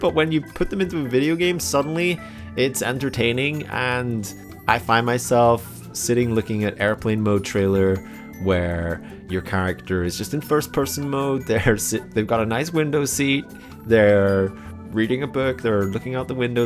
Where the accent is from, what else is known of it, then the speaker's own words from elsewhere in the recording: United Kingdom; being British and growing up with a lot of various TV shows